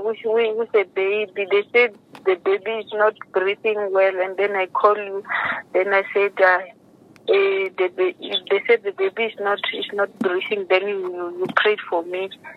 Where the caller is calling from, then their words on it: Pretoria, Gauteng, South Africa; I'm at Pretoria.